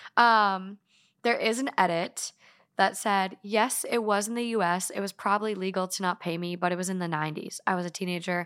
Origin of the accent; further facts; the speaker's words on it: Duluth, Minnesota, United States; growing up in, like, Duluth, northern Minnesota